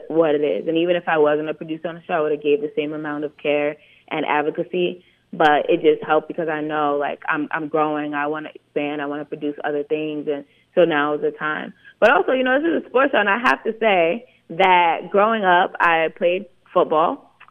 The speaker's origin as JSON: {"language": "English", "town": "New York City", "region": "New York", "country": "United States", "said": "I'm from East New York"}